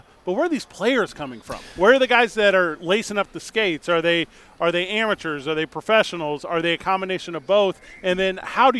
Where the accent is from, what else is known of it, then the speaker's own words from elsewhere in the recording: St. Louis, Missouri, United States; I grew up in St. Louis.